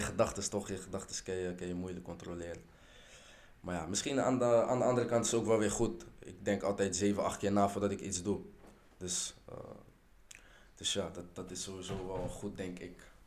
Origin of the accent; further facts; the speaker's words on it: Rotterdam, South Holland, Netherlands; now in Schiedam, Netherlands; geboren in Rotterdam, woonachtig in Schiedam